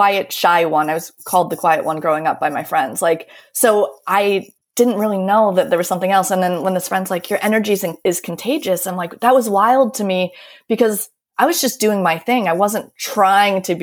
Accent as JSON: {"language": "English", "country": "United States", "also_born_or_lived": "Baltimore", "moved": "as an adult", "lives_now": "Paris, France", "said": "I'm American"}